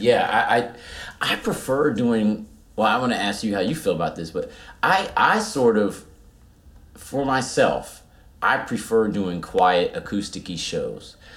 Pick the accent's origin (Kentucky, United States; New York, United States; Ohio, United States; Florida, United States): Ohio, United States; Cincinnati; we grew up in Cincinnati